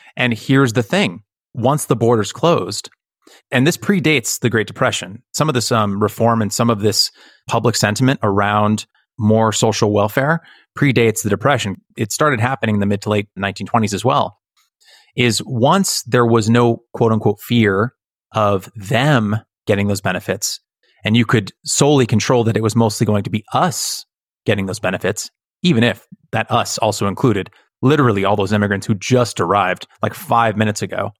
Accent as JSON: {"language": "English", "country": "United States", "said": "I am American"}